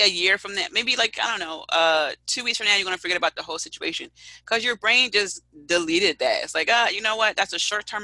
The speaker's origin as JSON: {"language": "English", "town": "Philadelphia", "region": "Pennsylvania", "country": "United States", "tie": "born or raised there", "said": "I'm already from Philadelphia."}